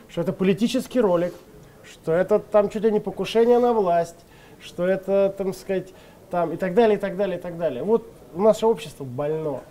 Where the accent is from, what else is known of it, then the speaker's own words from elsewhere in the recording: Leninsk-Kuznetsky, Kemerovo Oblast, Russia; moved away; в моем родном городе Ленинске Кузнецком